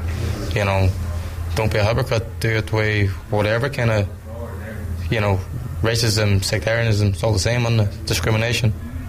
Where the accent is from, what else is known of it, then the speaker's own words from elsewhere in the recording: Ireland; I'm a white Irish man